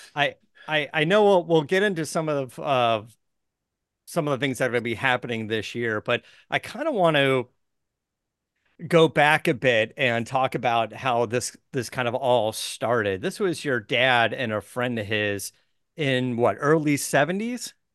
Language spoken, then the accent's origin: English; Arizona, United States; I was born in Arizona, so I grew up around going to Barrett Jackson as a kid